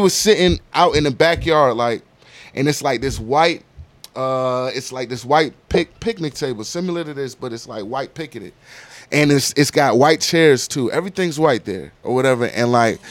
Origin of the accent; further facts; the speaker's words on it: Virginia, United States; moved away as an adult; also born or lived in Landstuhl, Germany / New Jersey; now in Atlanta, United States; I'm from Virginia